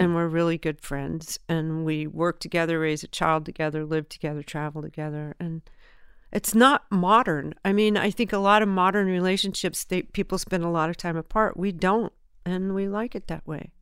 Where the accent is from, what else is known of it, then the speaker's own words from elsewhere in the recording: Southern California, United States; also born or lived in Memphis, Tennessee; I was born in Memphis. We moved to, um, Southern California when I was three, and I was raised in Southern California